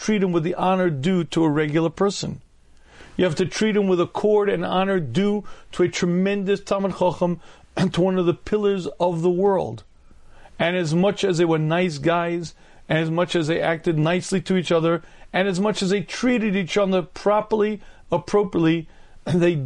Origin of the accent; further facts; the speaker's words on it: United States; I was a regular kid growing up in the United States of America.